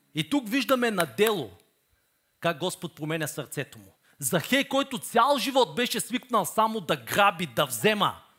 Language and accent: Bulgarian; Bulgaria